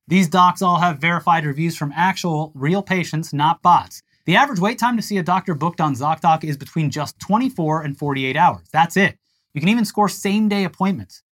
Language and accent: English; Tampa, Florida, United States; my hometown paper of notes, the Tampa Bay Times